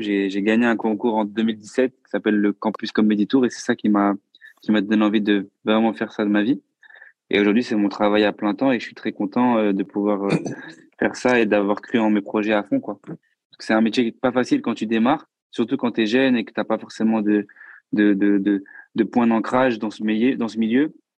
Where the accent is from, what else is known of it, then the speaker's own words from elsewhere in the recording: Bordeaux, Nouvelle-Aquitaine, France; moved away as an adult; now in Paris, France; je suis pas de Paris. Du coup, je suis de Bordeaux de base